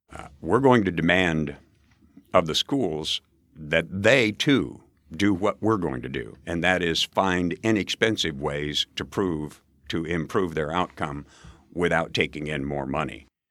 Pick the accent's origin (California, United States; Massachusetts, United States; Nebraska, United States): Nebraska, United States; Valentine; moved away as an adult; also born or lived in Edwardsville, Illinois; Outside of Valentine, Nebraska, population 2,600 went to a country school